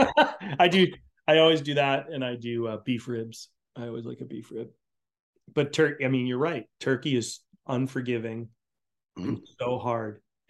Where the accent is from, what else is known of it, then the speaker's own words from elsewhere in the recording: New England, United States; I grew up in New England, man.